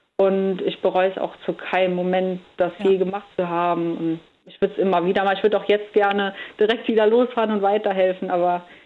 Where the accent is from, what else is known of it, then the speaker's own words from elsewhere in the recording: Andernach, Rhineland-Palatinate, Germany; ich bin jetzt in Andernach am Rhein aufgewachsen